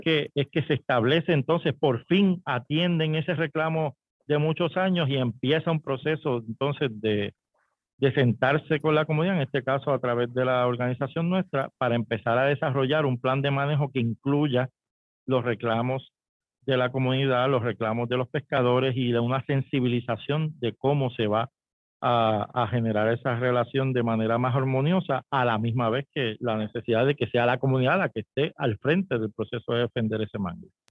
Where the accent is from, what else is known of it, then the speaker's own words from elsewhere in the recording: Puerto Rico; en nuestro país y en nuestro sistema la propiedad privada es sacrosanta